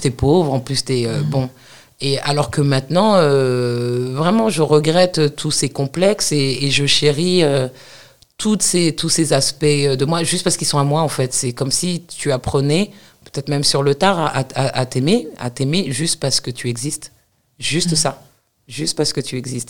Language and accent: French; Paris, Île-de-France, France; also born or lived in United States; moi, je suis née à Paris, j'ai grandi en banlieue parisienne